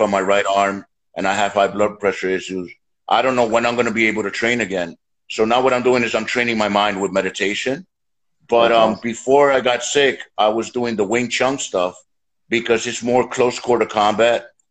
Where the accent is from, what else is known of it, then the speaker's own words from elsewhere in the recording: New York City, New York, United States; born and raised in the streets of New York